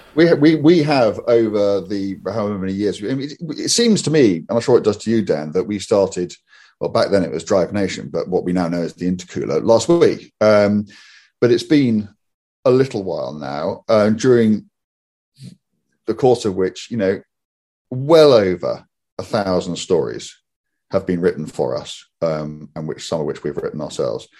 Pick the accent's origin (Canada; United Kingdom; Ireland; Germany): United Kingdom; we're British